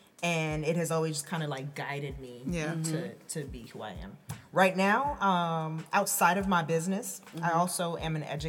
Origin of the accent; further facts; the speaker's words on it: New Jersey, United States; I was born in New Jersey and was, like, I am the product of heavy West Indian influence, heavy American influence, living in New Jersey, right?